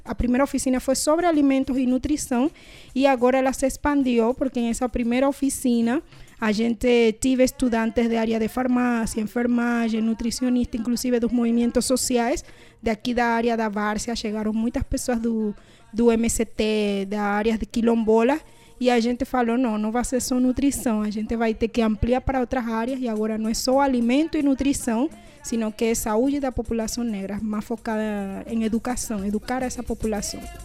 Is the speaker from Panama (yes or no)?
yes; Panama; Portuguese is a second language; moved away as an adult; now in Brazil; sou de Panamá e cheguei a Brasil para fazer mestrado